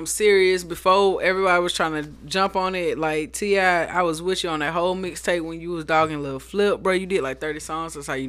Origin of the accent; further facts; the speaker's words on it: Monterey, California, United States; born there; I was born in Monterey, California, in the Bay Area. My mom was in the military out there.